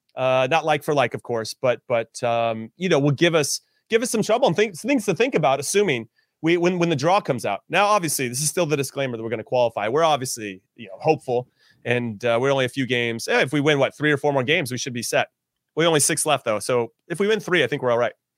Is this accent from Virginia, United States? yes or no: no; Los Angeles, California, United States; I was born and raised in L